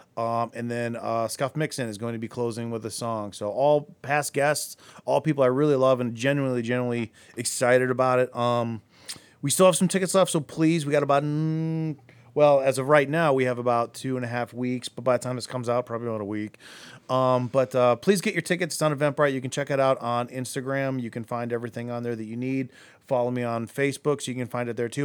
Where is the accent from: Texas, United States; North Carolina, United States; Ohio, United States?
Ohio, United States; Akron; I'm from Akron